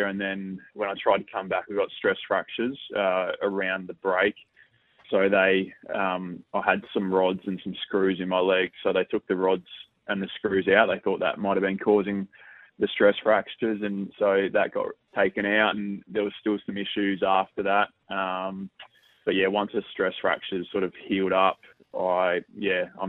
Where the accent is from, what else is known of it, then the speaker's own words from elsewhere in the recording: Victoria, Australia; moved away as an adult; now in Adelaide, Australia; I'm from Victoria